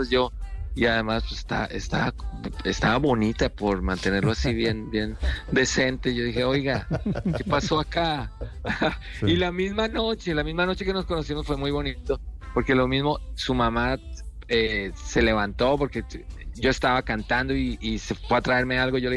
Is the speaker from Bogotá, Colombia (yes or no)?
yes; Bogotá, Colombia; born or raised there; moved away as an adult; also born or lived in Kansas City, Missouri; now in United States